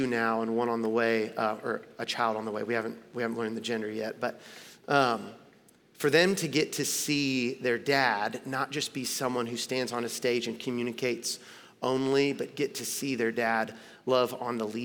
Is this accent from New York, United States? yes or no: no; Tennessee, United States; moved away as an adult; now in Los Angeles, United States; I'm born and raised in Tennessee